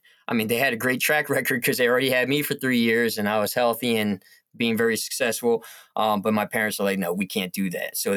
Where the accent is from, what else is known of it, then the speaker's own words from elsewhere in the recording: South Korea; now in United States; I'm adopted. I'm from South Korea.